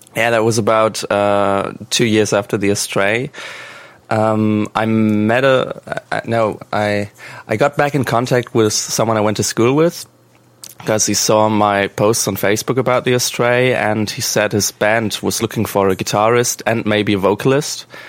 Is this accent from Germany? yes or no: yes; Germany; English is a second language; we're from Germany